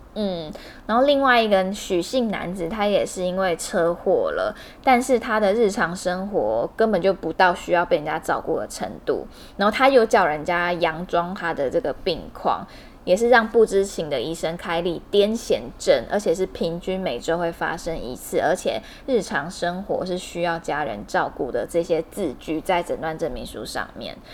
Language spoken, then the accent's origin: Chinese; Hualien, Hualien County, Taiwan; 因为我是花莲人，所以在花莲车票也是一票难求。在我小时候的那个花莲